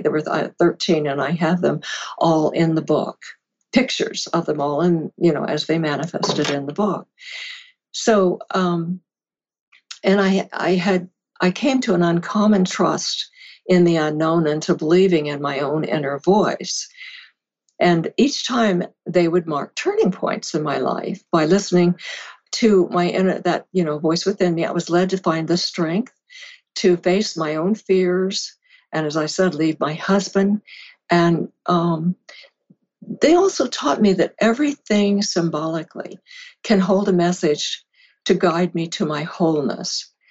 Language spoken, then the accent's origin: English; California, United States; I had moved to California, my home, where I was raised